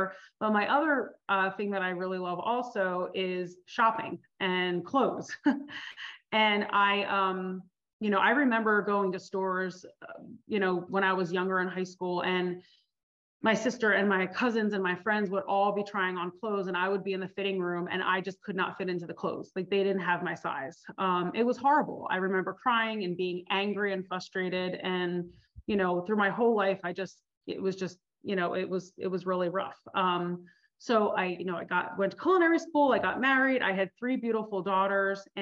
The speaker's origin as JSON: {"language": "English", "region": "New Jersey", "country": "United States", "tie": "born or raised there", "said": "I grew up in New Jersey. I'm a Jersey girl, Italian"}